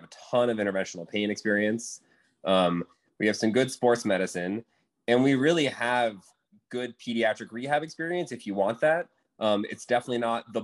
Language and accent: English; Florida, United States; now in New Orleans, United States; I am not from New Orleans. I'm from Florida, so I'm used to the swamp